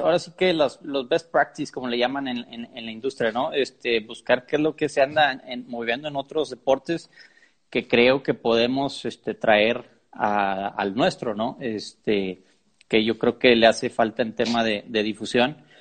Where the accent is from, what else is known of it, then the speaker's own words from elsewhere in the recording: Monterrey, Nuevo León, Mexico; De Monterrey, soy de Monterrey.